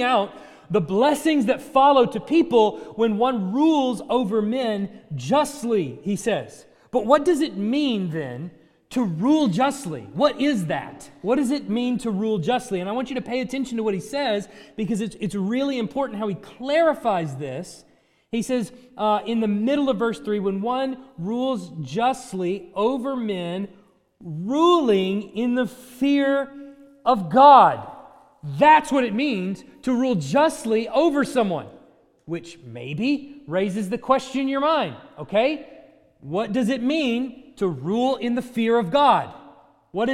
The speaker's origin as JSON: {"language": "English", "country": "United States", "said": "we grew up in America"}